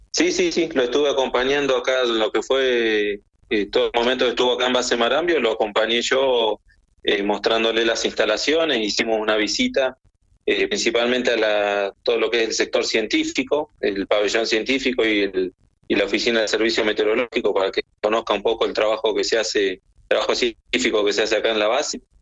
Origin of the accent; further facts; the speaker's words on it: Villa Carlos Paz, Córdoba, Argentina; moved away as an adult; also born or lived in Buenos Aires; now in Antarctica; Yo nací en Buenos Aires, pero bueno, muy chiquito me fui a vivir a, la ciudad de Villa Carlos Paz, en Córdoba, así que este, ya me considero oriundo de ahí de, Villa Carlos Paz.